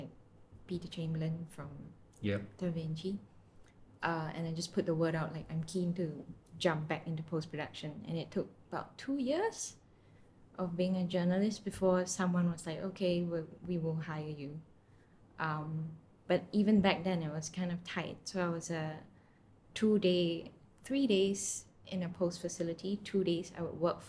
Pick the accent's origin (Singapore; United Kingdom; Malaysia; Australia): Singapore; I'm from Singapore, born and bred.